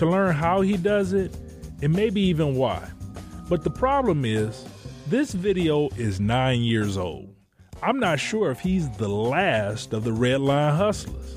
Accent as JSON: {"language": "English", "town": "Detroit", "region": "Michigan", "country": "United States", "also_born_or_lived": "Chicago", "said": "I'm a storyteller from Detroit, but I spent a fair amount of time in Chicago riding the CTA."}